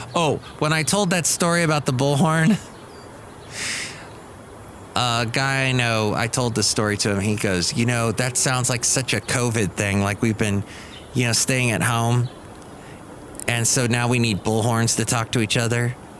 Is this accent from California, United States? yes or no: yes; California, United States; also born or lived in Ventura, California; growing up in California, living in California